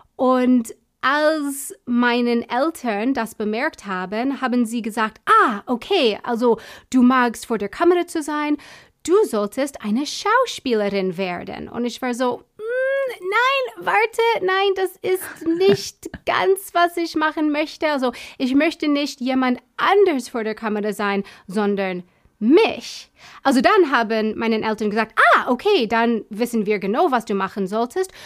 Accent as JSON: {"language": "German", "country": "United States", "second_language": "German", "moved": "yes", "lives_now": "Munich, Germany", "said": "Ich komme nicht aus Deutschland, sondern aus den USA."}